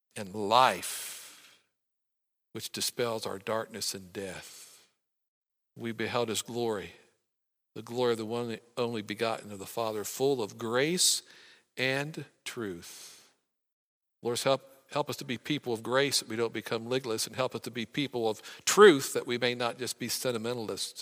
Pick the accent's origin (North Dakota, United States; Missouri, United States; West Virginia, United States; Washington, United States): West Virginia, United States; I'm from West Virginia